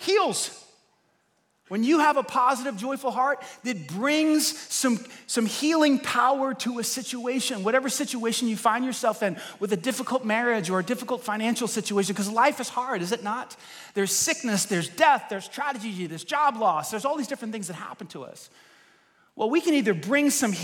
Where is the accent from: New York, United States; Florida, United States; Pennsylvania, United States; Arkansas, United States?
New York, United States; I'm a New Yorker